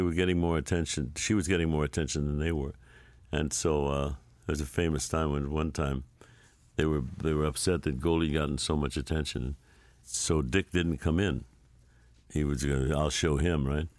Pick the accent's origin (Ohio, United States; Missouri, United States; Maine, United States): Missouri, United States; St. Louis; I grew up in St. Louis